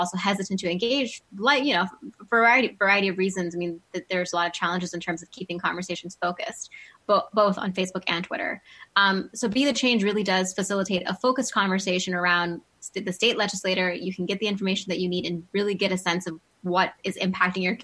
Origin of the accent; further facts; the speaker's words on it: Monroeville, Pennsylvania, United States; also born or lived in Oxford, United Kingdom; I grew up in Monroeville, went to Gateway K-12